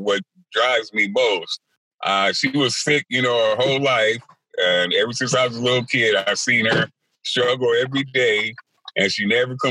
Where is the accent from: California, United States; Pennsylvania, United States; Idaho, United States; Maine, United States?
California, United States; Compton; I grew up in Compton, California